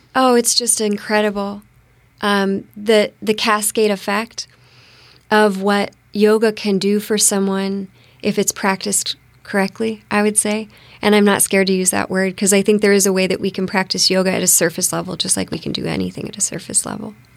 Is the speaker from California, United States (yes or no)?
no; Bellevue, Washington, United States; moved away as an adult; also born or lived in Phoenix, Arizona / East Maui, Hawaii / Peru; now in Bainbridge Island, United States; I grew up in Bellevue, um, Bellevue Redmond border when it was, like, a lot of horse ranches